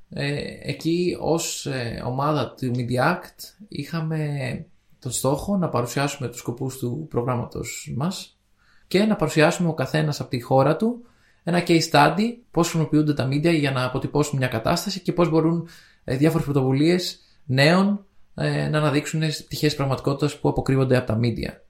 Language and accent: Greek; Spain; accent: Spanish; Greek is a second language; Εγώ έχω την προφορά τη Ισπανία.